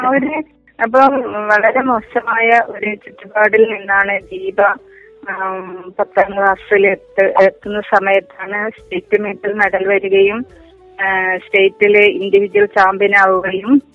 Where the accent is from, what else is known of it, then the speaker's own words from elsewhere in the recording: Vadakara, Kerala, India; ഞാൻ വടകരയാണ് എന്റെ വീട്